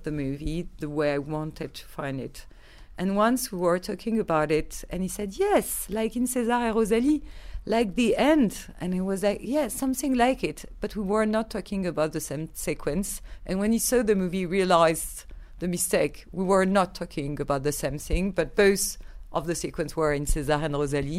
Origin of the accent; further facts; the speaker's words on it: Paris, Île-de-France, France; I grew up in Paris.